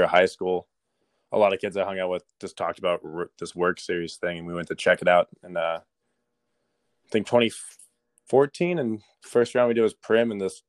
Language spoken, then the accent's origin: English; Lake Havasu City, Arizona, United States; Yeah, I was born and raised in Lake Havasu.